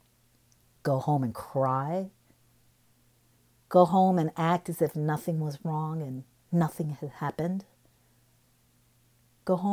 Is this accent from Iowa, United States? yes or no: yes; Cedar Rapids, Iowa, United States; moved away as an adult; I live in Cedar Rapids, where I was born and raised